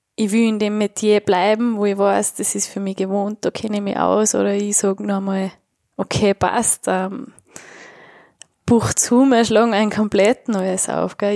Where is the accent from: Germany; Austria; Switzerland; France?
Austria; Tyrol; ich bin Tirolerin